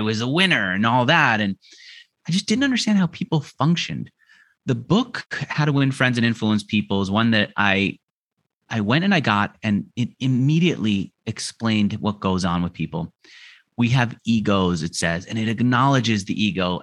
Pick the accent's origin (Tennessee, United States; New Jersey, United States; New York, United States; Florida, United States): New York, United States; moved away as an adult; also born or lived in Los Angeles; now in Argentina; I grew up in New York where everyone's so hard charging in your face.